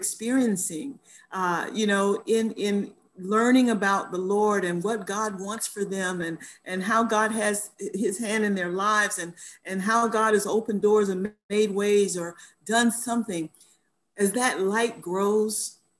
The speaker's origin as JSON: {"language": "English", "region": "Florida", "country": "United States", "tie": "born or raised there", "also_born_or_lived": "New York / New Jersey", "moved": "as an adult", "lives_now": "Halifax, Canada", "said": "I'm originally from Florida, but I've been out of Florida longer than I lived there, right? Because when I left to finish college, I never went back to live there."}